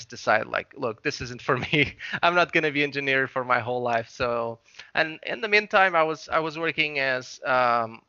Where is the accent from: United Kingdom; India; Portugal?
Portugal; I'm from Portugal.